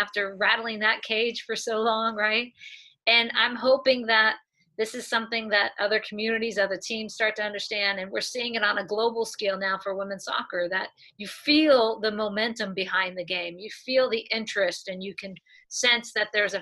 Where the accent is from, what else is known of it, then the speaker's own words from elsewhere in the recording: Southern California, United States; I grew up here in Southern California. I've lived here most of my life